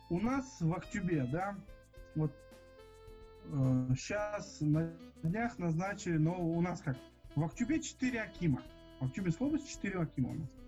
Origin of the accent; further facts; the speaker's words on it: Germany; Да, я немец.